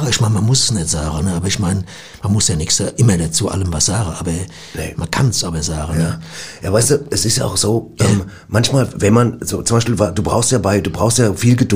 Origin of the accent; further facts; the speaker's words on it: Cologne, North Rhine-Westphalia, Germany; Ich komme ja aus Köln und ich warte vor allem drauf, dass sich das mal ändert.